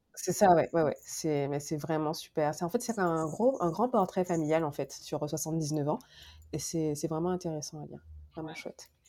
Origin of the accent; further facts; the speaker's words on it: Guadeloupe; moved away as an adult; also born or lived in France; now in Montreal, Canada; je viens de la Guadeloupe. j'ai étudié en France